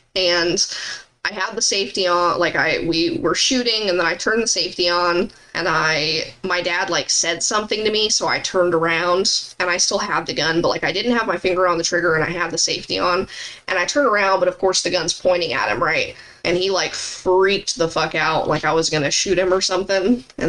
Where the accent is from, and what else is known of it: Arizona, United States; born or raised there